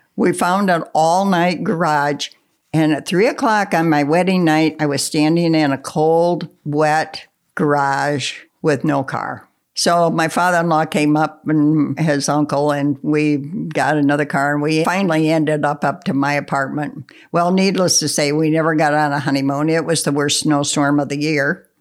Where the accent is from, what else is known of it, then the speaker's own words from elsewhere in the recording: Russell, Pennsylvania, United States; also born or lived in Cable Hollow, Pennsylvania; I grew up in Russell